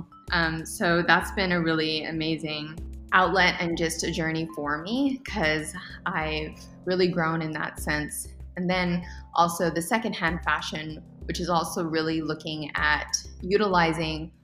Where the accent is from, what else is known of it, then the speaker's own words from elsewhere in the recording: Edinburg, Texas, United States; moved away as an adult; also born or lived in San Marcos, Texas; I'm from the Valley, born and raised here in Edinburgh